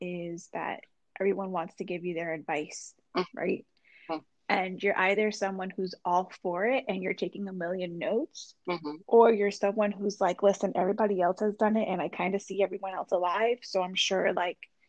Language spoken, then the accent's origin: English; Puerto Rico; now in New Jersey, United States; I was born in Puerto Rico.